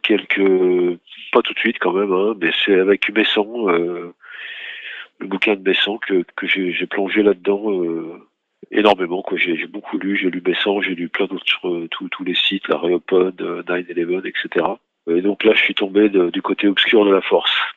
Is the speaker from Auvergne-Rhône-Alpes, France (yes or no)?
yes; Lyon, Auvergne-Rhône-Alpes, France; moved away as an adult; now in Paris, France; Je suis né à Lyon, donc je suis venu à Paris aussi pour faire mes études. Donc c'était un... et puis j'y vis maintenant